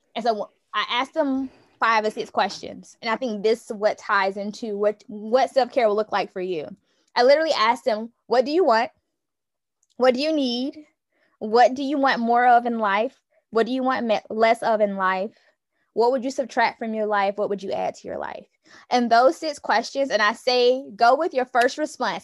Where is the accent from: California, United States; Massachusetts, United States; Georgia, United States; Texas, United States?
Georgia, United States; Newnan; I am from Noonan, Georgia, currently serve as an education consultant